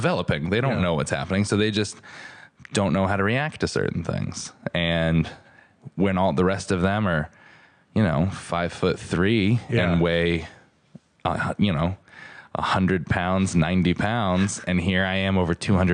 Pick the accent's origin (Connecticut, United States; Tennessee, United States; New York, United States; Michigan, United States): Connecticut, United States; Stratford; I grew up in Stratford, Connecticut and was always the biggest kid in class